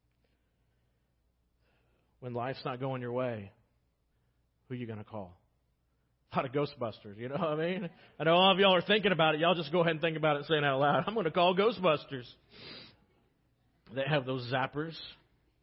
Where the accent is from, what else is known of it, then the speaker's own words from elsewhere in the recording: United States; as American Christians